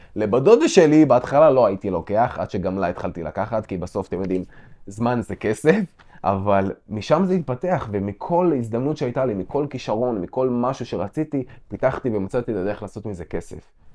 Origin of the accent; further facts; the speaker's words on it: Israel; גדלתי במושב